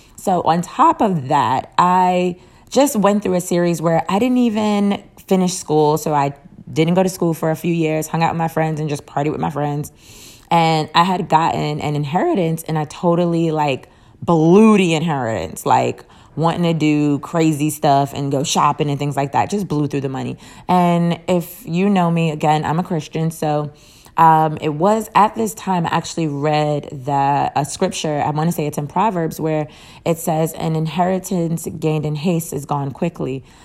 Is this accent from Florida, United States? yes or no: yes; Jacksonville, Florida, United States; I am from Jacksonville